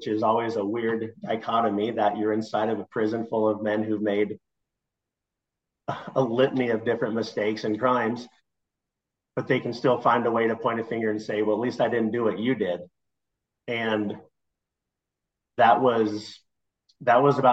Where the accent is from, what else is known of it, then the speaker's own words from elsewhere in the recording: Nebraska, United States; moved away; also born or lived in Denver; I grew up in Nebraska, where trains are a big part of it